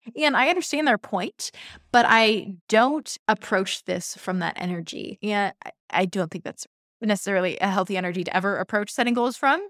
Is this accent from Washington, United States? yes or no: yes; Seattle, Washington, United States; I'm from Seattle